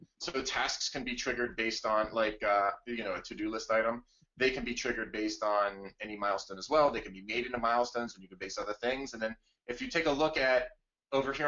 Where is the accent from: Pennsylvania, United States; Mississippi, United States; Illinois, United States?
Pennsylvania, United States; Blair County; Blair County, which is the one I grew up with in Pennsylvania